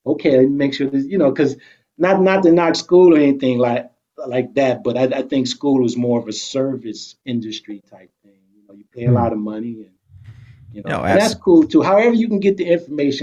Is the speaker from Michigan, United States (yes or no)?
yes; Detroit, Michigan, United States; moved away; also born or lived in New York